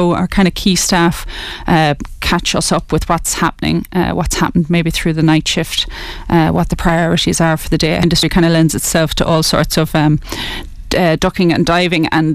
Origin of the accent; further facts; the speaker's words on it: Kilkenny, Leinster, Ireland; also born or lived in Letterkenny, Donegal; I was born up in Donegal in Letterkenny. Moved to Kilkenny when I was 9